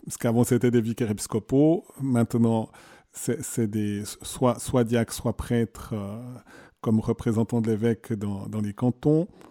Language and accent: French; Neuchâtel, Switzerland; je suis Neuchâtelois.